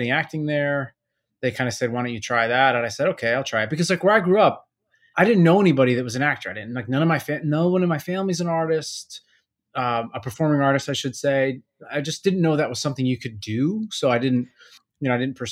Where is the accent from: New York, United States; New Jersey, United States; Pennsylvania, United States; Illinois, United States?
New York, United States; I'm from New York, like I grew up just outside of the city